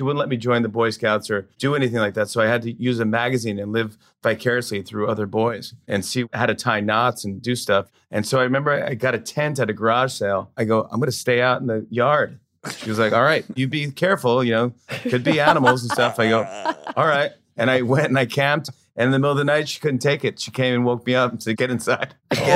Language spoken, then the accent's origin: English; Saugerties, New York, United States; also born or lived in Brooklyn, New York; I'm from upstate New York, Socrates, New York, which is a beautiful little town